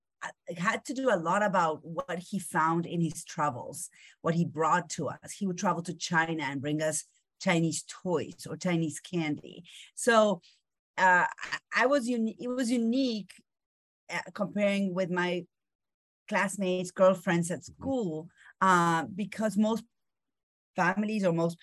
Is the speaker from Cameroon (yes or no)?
no; Argentina; English is a second language; moved away; I grew up in Argentina